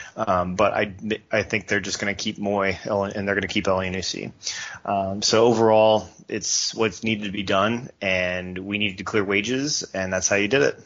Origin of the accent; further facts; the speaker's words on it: United States; as an American